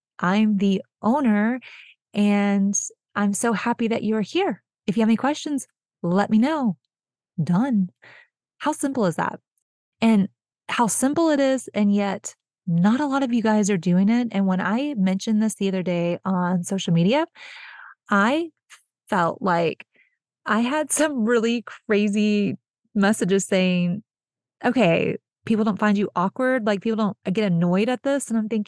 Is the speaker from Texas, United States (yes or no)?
yes; Texas, United States; I'm originally from Texas. I grew up here. I've lived in a few different places, but I'm Texas born and raised.